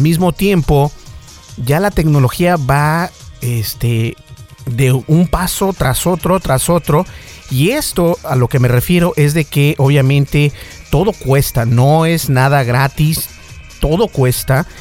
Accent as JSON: {"language": "Spanish", "country": "Mexico", "said": "también soy parte mexicano"}